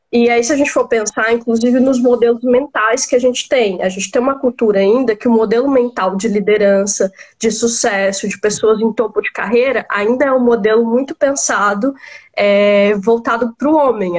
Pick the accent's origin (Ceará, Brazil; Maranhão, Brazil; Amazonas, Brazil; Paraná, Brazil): Maranhão, Brazil; moved away as an adult; also born or lived in Tocantins; now in São Paulo, Brazil; sou maranhense, né? Com uma partezinha que eu passei no Tocantins e agora morando em São Paulo.